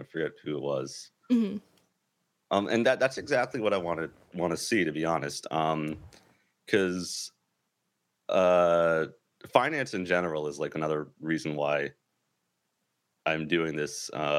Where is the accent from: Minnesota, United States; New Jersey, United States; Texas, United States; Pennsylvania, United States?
New Jersey, United States; also born or lived in New York; So I grew up in New Jersey. I'm from New York.